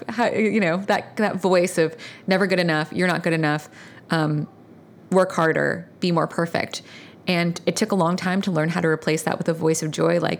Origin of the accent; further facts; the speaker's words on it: Virginia, United States; I grew up in Virginia, in Northern Virginia. I was raised by a single mom, and she was an immigrant from Vietnam.